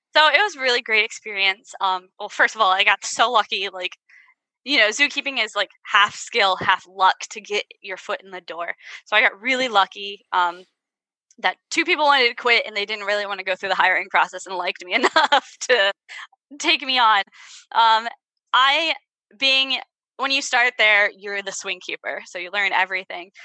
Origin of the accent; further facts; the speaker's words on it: Virginia, United States; also born or lived in Ohio; Southern girl in Ohio because I'm from Virginia.